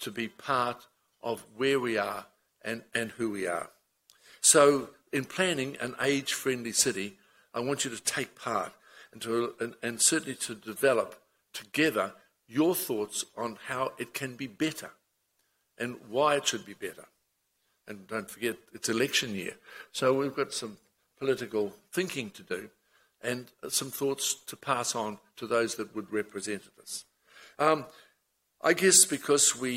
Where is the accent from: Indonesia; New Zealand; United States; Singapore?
New Zealand; Auckland; I was born in Ponsonby and moved west, of which I found such an irresistible urge to be a Westie